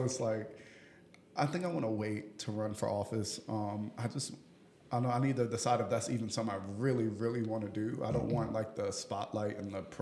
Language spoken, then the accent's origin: English; Burlington, North Carolina, United States; Burlington is my hometown.